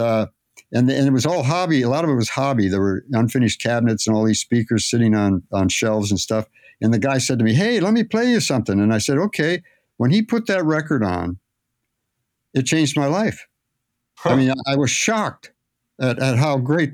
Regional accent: Phoenix, Arizona, United States; I was raised in Phoenix

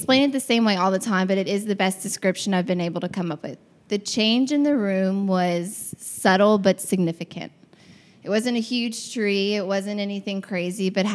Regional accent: Mire, Louisiana, United States; I am from Mir, Louisiana, which is next to Rain, Louisiana, which is the frog capital of the world.

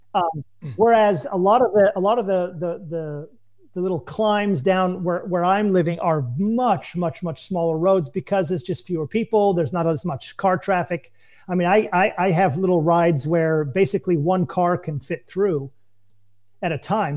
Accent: United States; moved away as an adult; now in France; as an American

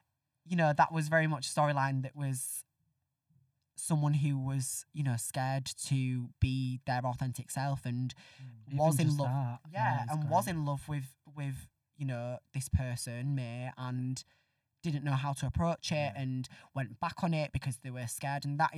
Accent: Northern England, United Kingdom; accent: Northern; I was very surprised that they let me, from when I joined, like do my Northern accent, because I did, like when I got the job and I was learning lines, I thought, right, I'm gonna have to practice my RP.

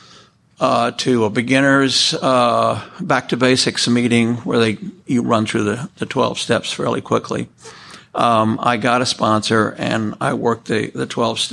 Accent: New York City, New York, United States; I was born in New York City. I was actually born in the Weill Columbia Hospital on the East River. I was raised in New York City.

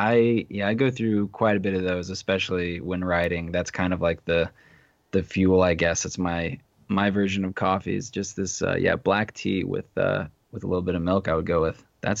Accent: Maryland, United States; now in Los Angeles, United States; I'm from Maryland. I grew up in Maryland, so I'm right. I'm sandwiched between the two.

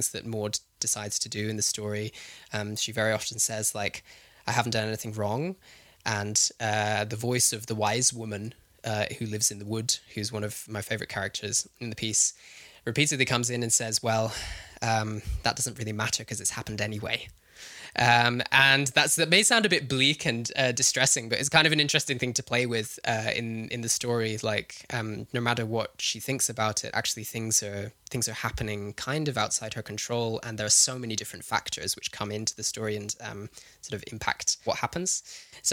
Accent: Herefordshire, West Midlands, United Kingdom; I grew up in Herefordshire, which is on the English side of the Welsh border, down in the southwest of England.

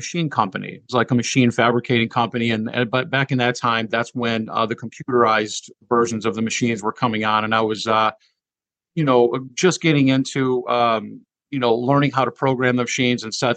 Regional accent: Marcellus, Michigan, United States; grew up in Southwest Michigan in a small village town called Marcellus, which is a little bit southwest of Kalamazoo, Michigan

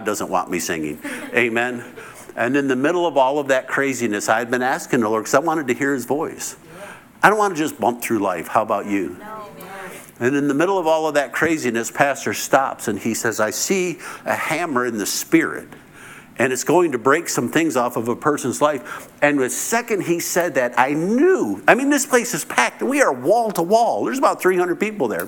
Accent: United States; I'm the American

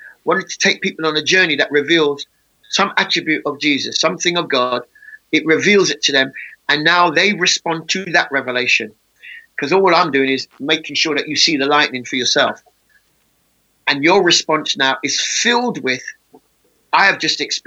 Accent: England, United Kingdom; the way I speak is because I was born in England.

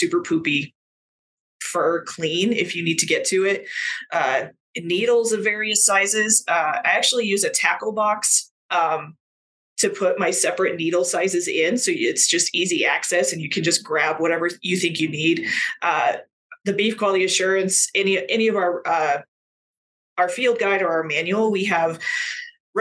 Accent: Colorado, United States; I'm originally from Colorado. I still live in Colorado, in Northern Colorado

